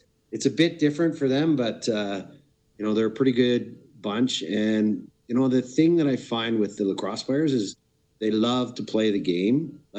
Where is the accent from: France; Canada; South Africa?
Canada; Brampton, Ontario; also born or lived in Peterborough, Ontario; I was born in Peterborough, but I spent most of my youth and teen era in Brampton, Ontario